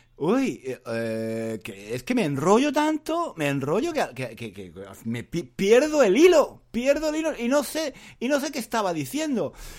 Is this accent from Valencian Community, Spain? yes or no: no; Granada, Andalusia, Spain; moved away as an adult; now in London, United Kingdom; mi ciudad natal en Granada